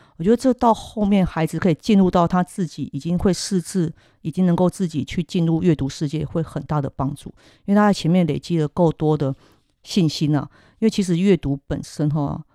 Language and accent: Chinese; Kaohsiung, Taiwan; 我小时候住在高雄